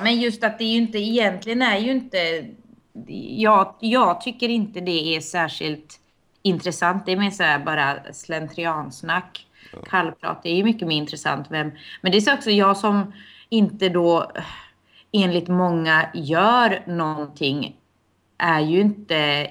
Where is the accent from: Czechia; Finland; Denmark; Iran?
Finland; now in Sweden; som finsk medborgare